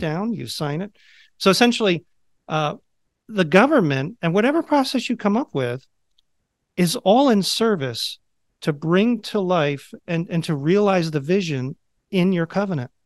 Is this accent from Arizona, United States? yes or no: no; just outside of Philadelphia, Pennsylvania, United States; I grew up just outside of Philadelphia.